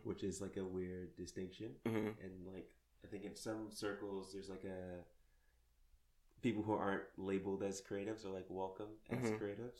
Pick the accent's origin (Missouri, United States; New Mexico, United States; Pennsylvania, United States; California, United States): California, United States; Pomona; growing up in Pomona, but going to like I went to like a private, like very religious Christian high school. Mm-hmm. Like it was like a Dutch Reformed Christian high school.